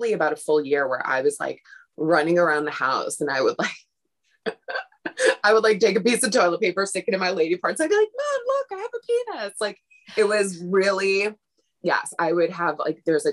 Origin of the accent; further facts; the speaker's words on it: Brooklyn, New York, United States; growing up in Brooklyn